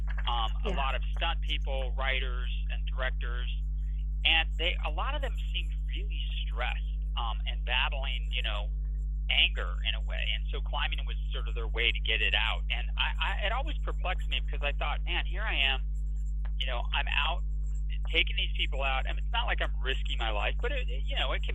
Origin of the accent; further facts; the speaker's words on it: Los Angeles, California, United States; I grew up in Los Angeles